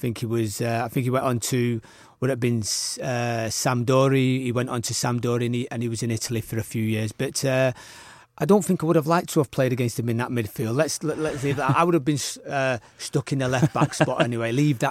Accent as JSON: {"language": "English", "town": "Liverpool", "region": "North West England", "country": "United Kingdom", "tie": "born or raised there", "said": "it was growing up in Liverpool was always there, wasn't it?"}